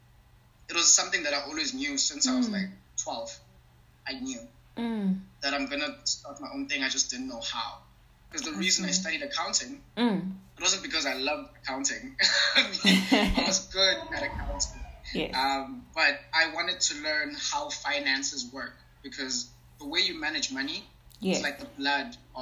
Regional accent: Eastern Cape, South Africa; I'm originally from Ebizan, which is a very rural area in Eastern Cape. It's like a small town, actually.

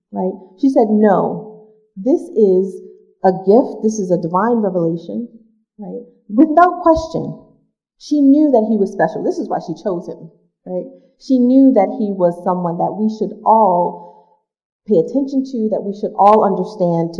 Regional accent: New York City, New York, United States; I grew up in Brooklyn, New York, in Marcus Garvey Projects, one of seven children

